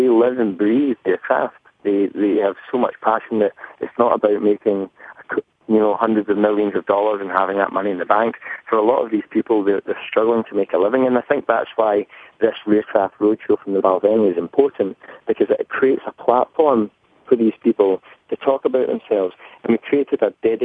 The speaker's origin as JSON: {"language": "English", "region": "Scotland", "country": "United Kingdom", "accent": "thick Scottish", "said": "my thick Scottish accent"}